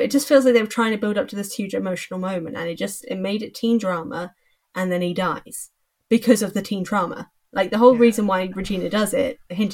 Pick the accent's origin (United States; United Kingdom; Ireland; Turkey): United Kingdom; England; I'm English